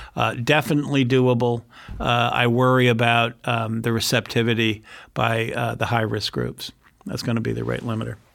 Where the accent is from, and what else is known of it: San Francisco Bay Area, California, United States; born or raised there